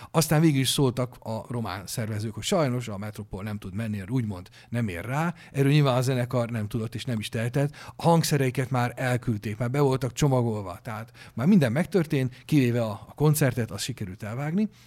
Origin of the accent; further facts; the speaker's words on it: Hungary; magyarok vagyunk, azt nem lehet megváltoztatni